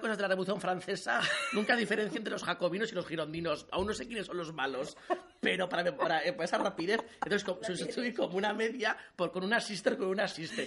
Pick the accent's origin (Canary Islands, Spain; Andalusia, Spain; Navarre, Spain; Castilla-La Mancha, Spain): Navarre, Spain; Alsasua; moved away as an adult; now in Pamplona, Spain; yo soy de Alsasua, tengo 35 años y llevo pues viviendo toda la vida en Pamplona